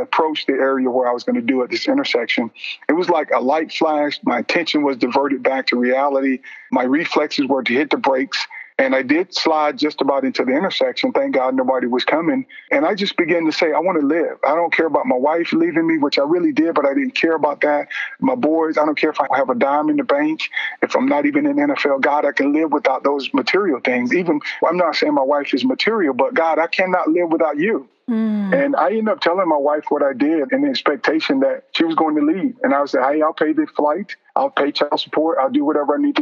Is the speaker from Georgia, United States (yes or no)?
yes; Vidalia, Georgia, United States; moved away; I ended up back in Georgia, my hometown of Vidalia.